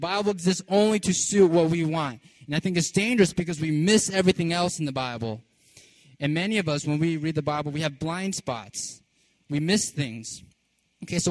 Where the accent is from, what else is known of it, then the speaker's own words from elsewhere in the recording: California, United States; also born or lived in New York / Virginia; now in Baltimore, United States; I grew up in California